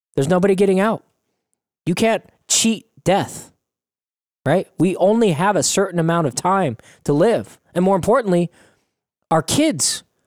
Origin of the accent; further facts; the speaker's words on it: United States; as American citizens